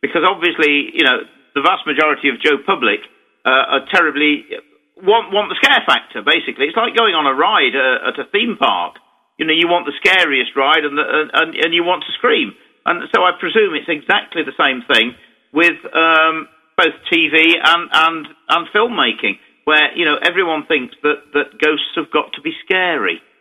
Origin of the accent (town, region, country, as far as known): England, United Kingdom